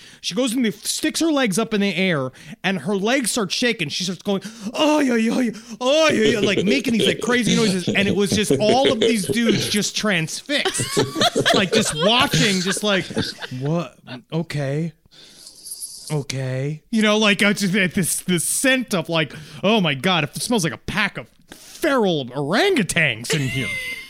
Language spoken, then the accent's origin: English; Illinois, United States; We are located in southern Illinois. This is incredible. But I'm from Chicagoland, and now working at this fine establishment.